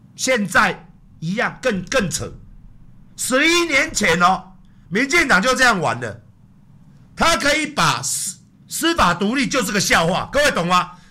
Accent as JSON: {"language": "Chinese", "country": "Taiwan", "said": "我们台湾人"}